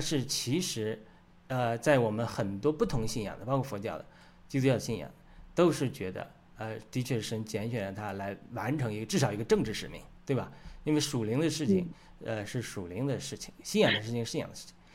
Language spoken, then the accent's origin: Chinese; China; 我们中国人